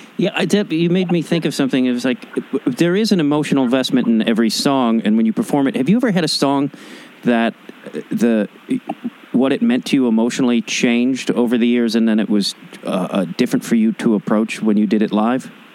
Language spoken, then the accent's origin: English; Chicago, Illinois, United States; moved away; I'm from Chicago originally